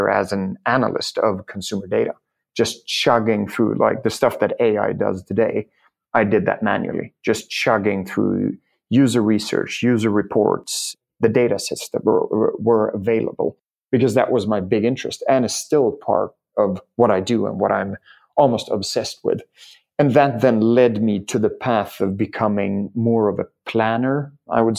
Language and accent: English; Germany; also born or lived in Key West, Florida, United States; I grew up in a very engineering-heavy family in Germany